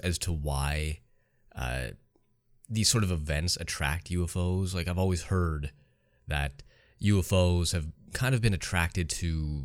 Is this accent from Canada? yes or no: yes; Canada; I'm Canadian myself